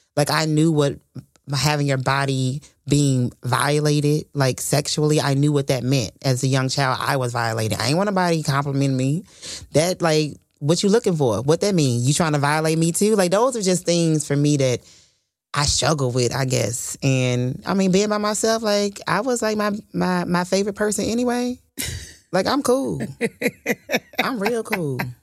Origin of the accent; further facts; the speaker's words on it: Fort Worth, Texas, United States; from Fort Worth, Texas